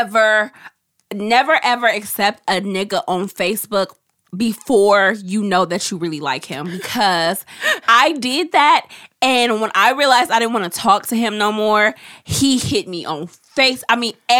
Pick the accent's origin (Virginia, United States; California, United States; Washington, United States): California, United States; Oakland; growing up in East Oakland